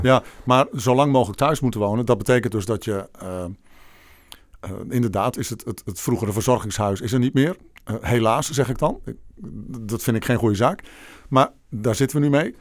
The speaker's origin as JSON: {"language": "Dutch", "town": "Bolsward", "region": "Friesland", "country": "Netherlands", "tie": "born or raised there", "also_born_or_lived": "Egmond", "moved": "yes", "lives_now": "Amersfoort, Netherlands", "said": "de mooie stad Bolzwart in Friesland. Oh ja. Waar ik geboren en getogen ben"}